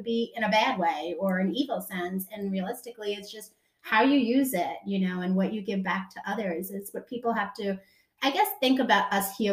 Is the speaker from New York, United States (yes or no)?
yes; New York, United States; now in Mooresville, United States; I am from New York. I am now in Mooresville.